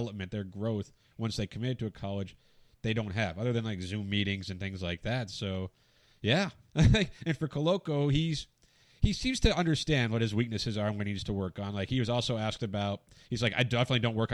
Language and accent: English; Arizona, United States; I grew up in Arizona